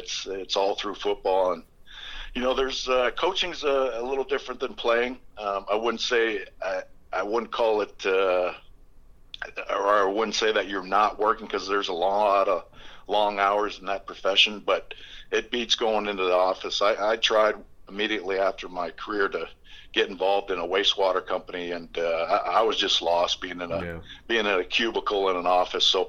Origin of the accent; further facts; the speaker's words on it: Essex, Ontario, Canada; moved away as an adult; growing up in Essex.